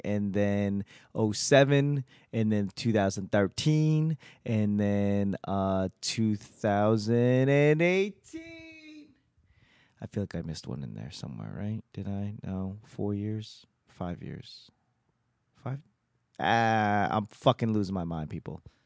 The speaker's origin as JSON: {"language": "English", "town": "Boston", "region": "Massachusetts", "country": "United States", "tie": "born or raised there", "also_born_or_lived": "Los Angeles", "moved": "as an adult", "lives_now": "Washington, D.C., United States", "said": "I'm from Boston"}